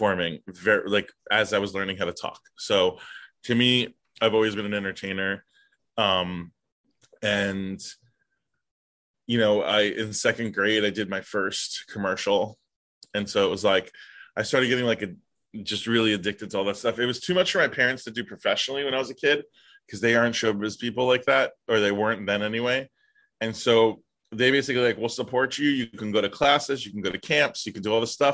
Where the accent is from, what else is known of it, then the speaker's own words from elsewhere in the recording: New York City, New York, United States; the street that I was born on